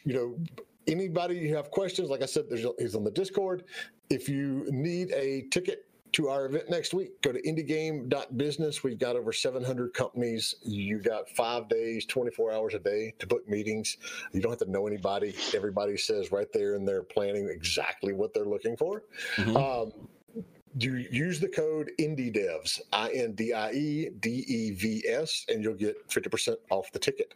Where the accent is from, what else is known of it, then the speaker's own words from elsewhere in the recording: Southern US, United States; accent: Southern; with my Southern accent